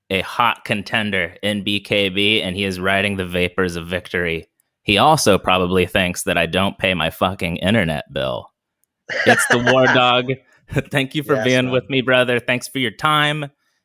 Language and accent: English; United States; I'm American.